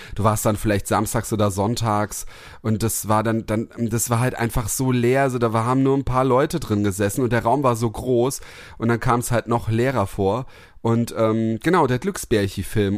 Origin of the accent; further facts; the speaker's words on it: Heppenheim, Hesse, Germany; neben Heppenheim, dann ähm, ähm, neben meinem Heimat, in meiner Heimatstadt